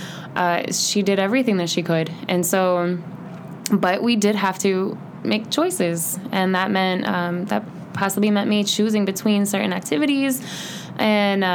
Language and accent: English; Bloomington, Illinois, United States; also born or lived in South Carolina; I have been in Bloomington Normal my entire life, minus 2 years that I was in boarding school when I was about 16 and 17 years old, and that was in South Carolina